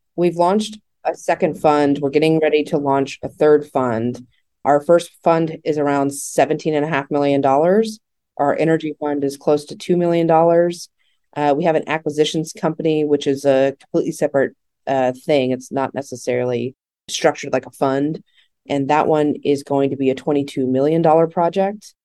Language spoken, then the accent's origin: English; Texas, United States; I'm from Texas